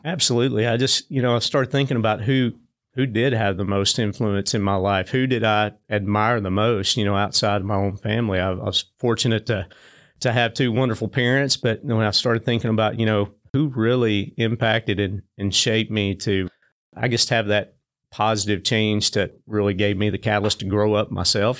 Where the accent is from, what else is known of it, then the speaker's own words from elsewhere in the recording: Springfield, Tennessee, United States; Springfield, about thirty miles north of Nashville, and, you know, just had the, the typical childhood, was blessed to grow up close to a bunch of other kids